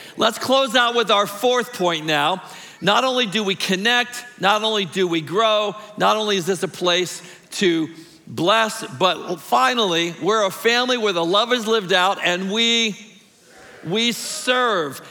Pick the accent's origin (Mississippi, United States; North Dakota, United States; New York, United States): Mississippi, United States; moved away; That's where I was born. I guess I'm the only Mississippi boy, too